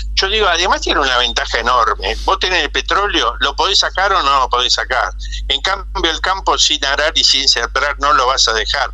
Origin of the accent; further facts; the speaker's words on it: Argentina; moved away; nos reflejamos los argentinos